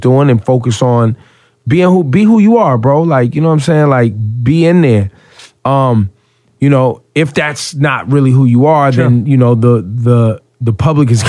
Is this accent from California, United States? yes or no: yes; Northern California, United States; now in New York, United States; I grew up in Northern California